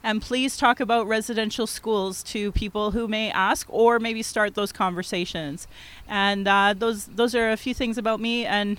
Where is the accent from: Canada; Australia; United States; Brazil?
Canada; Calgary, Alberta; My Indian Act and Post status card says Yellowknife Dene, but I was born here in Calgary, and my mom is from Yellowknife, and my dad is from Yorkton, Saskatchewan.